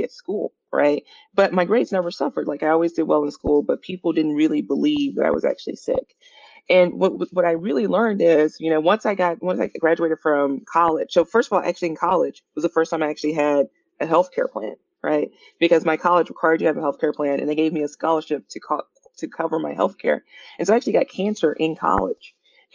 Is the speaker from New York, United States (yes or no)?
no; Mississippi, United States; moved away as an adult; also born or lived in Chicago / Midwest; now in Bay Area, United States; my wife, my sister, and I all made the trek to the Bay Area from Chicago, but we're originally from Mississippi